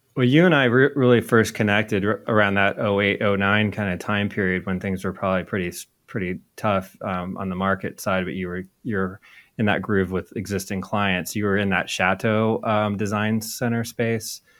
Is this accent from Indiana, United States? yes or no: yes; Indianapolis, Indiana, United States; also born or lived in Georgia; I grew up in Indy